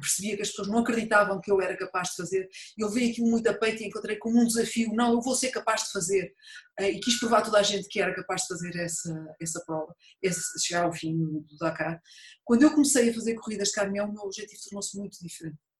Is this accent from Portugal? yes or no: yes; Montijo, Setúbal, Portugal; eu nasci e vivi no Montijo na altura